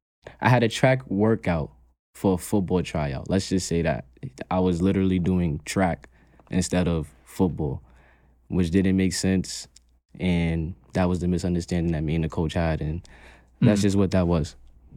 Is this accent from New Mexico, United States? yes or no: no; Brooklyn, New York, United States; I'm from New York. I'm from Brooklyn.